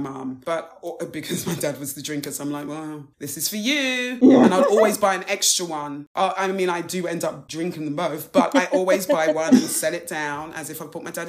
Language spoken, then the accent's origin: English; Wembley, London, United Kingdom; born or raised there